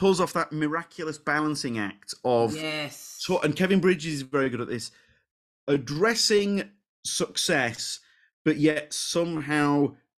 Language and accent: English; Leeds, Yorkshire and the Humber, United Kingdom; So she's from Leeds. I'm from Leeds.